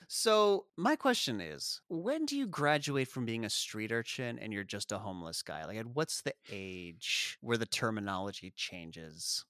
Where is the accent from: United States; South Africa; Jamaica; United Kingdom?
South Africa; moved away; we grew up in South Africa, we didn't celebrate Fourth of July